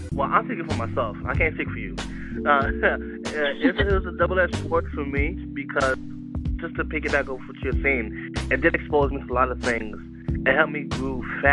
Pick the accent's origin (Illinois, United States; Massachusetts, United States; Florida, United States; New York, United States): New York, United States; New York City; I grew up in Queensbridge